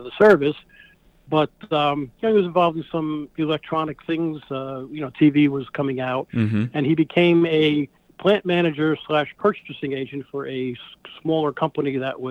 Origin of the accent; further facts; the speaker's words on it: Wayne, New Jersey, United States; also born or lived in Clifton, New Jersey / West Milford, New Jersey; I grew up in Wayne, New Jersey, and I currently reside for many, many years in West Milford, New Jersey, which is the northern tip of New Jersey towards Tuxedo, New York.